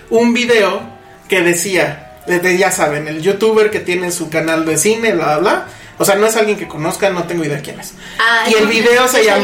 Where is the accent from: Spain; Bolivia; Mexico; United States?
Mexico; porque como mexicanos, en nuestra cotidianidad, nada nos obliga a saber quién es Charles Manson.